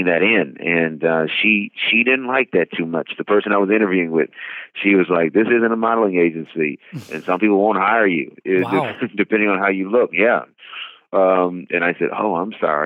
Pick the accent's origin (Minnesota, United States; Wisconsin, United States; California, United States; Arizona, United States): California, United States; Oakland; I grew up in the Oakland, San Francisco Bay Area in Northern California